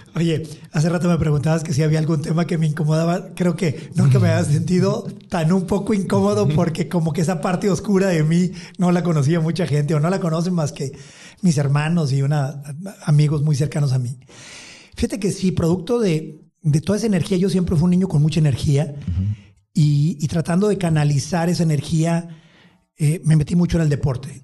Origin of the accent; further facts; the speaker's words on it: Empalme, Sonora, Mexico; moved away; also born or lived in Tijuana / California; mis raíces, este, el lugar de donde vengo